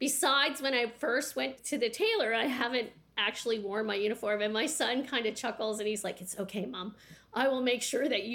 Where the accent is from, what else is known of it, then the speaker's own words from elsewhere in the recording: the Maritimes, Canada; moved away; also born or lived in Pembroke, Ontario / Petawawa, Ontario; I come from the Maritimes